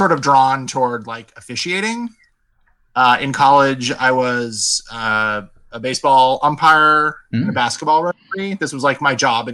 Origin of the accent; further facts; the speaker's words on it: Las Vegas, Nevada, United States; moved away as an adult; now in Seattle, United States; I've lived in Las Vegas since I was four. I really had never known any other city